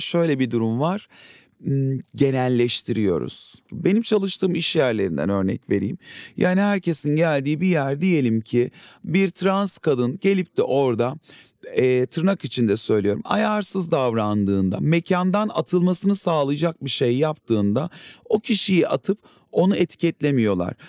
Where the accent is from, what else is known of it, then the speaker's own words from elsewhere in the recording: Adana, Turkey; bir kenar mahallede büyüdüm Adana'da.